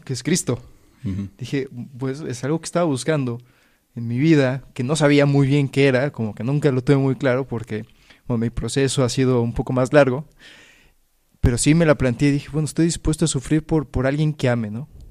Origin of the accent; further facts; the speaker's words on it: Puebla, Mexico; moved away as an adult; now in Spain; soy de México, nací en Puebla